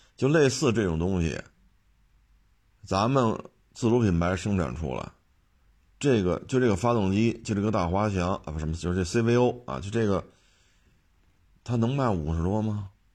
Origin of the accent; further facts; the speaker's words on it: Beijing, China; 我作为一个北京人，生在这儿长在这儿